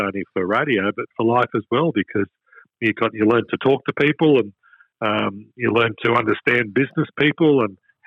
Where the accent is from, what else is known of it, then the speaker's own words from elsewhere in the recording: Toowoomba, Queensland, Australia; now in Melbourne, Australia; My first gig in radio was in my hometown of Toowoomba